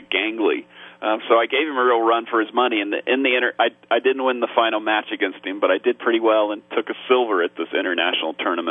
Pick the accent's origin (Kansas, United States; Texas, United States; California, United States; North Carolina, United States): Kansas, United States; Topeka; I grew up in Topeka, Kansas